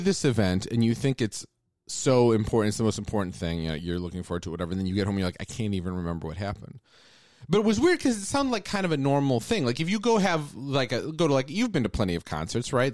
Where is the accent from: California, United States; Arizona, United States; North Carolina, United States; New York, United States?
Arizona, United States; Phoenix; So I grew up in the Phoenix area, which is a very different kind of place